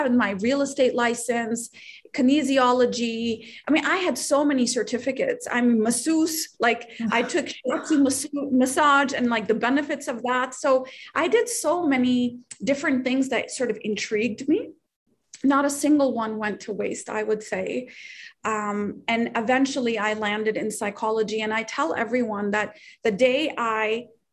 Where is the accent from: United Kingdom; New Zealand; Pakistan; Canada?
Pakistan; moved away; I'm from Pakistan